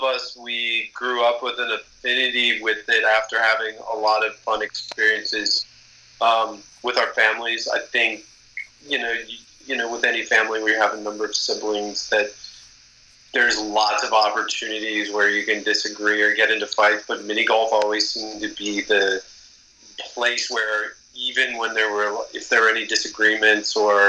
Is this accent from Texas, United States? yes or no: no; Minnesota, United States; I grew up in Minnesota playing in the northwestern suburbs